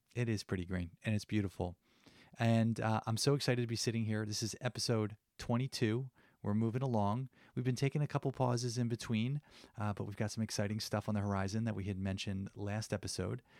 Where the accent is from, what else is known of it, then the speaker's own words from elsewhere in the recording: New Jersey, United States; I come from New Jersey